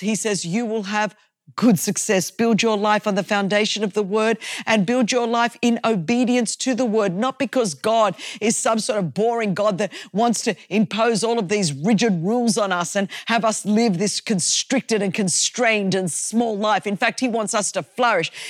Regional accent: Australia; I come from Australia and I come from a Greek culture

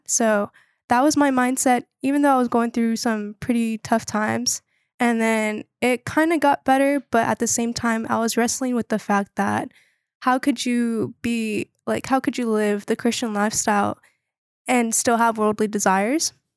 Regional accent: Wilmington, North Carolina, United States; I'm from Wilmington, North Carolina

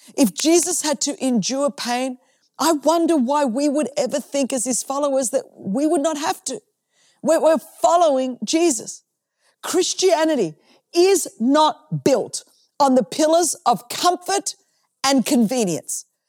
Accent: Australia; I'm from Australia

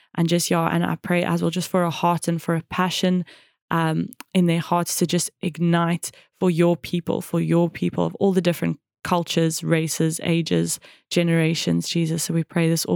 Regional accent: South Africa; also born or lived in Cape Town / Johannesburg / Jeffreys Bay; growing up in South Africa

